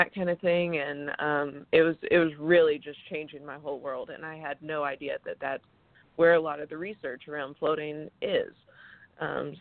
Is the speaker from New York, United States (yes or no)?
no; Greenville, South Carolina, United States; moved away as an adult; also born or lived in Dallas, Texas / Atlanta, Georgia; I grew up in Greenville. I went off to school in Dallas and then moved around a bunch and then came back home to start drift